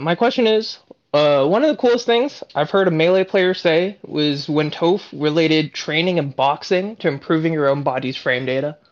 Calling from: Bay Area, California, United States; I'm calling in from the Bay Area, uh, Cali

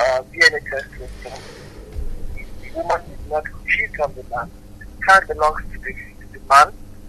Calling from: Ibadan, Oyo, Nigeria; I'm calling from Akobo.

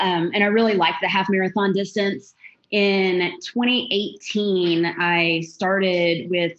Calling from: Magnolia, Texas, United States; I'm in Magnolia, Texas. I'm about 30 miles north of downtown Houston.

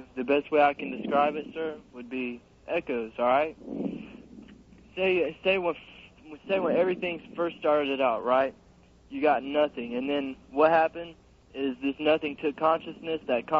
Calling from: Jacksonville, Florida, United States; I'm calling from Jacksonville in Florida.

